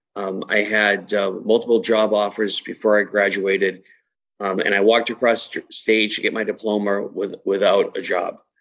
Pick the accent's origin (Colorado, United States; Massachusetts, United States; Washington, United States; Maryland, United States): Massachusetts, United States; moved away as an adult; also born or lived in Brockton, Massachusetts / Midwest; born and raised in Massachusetts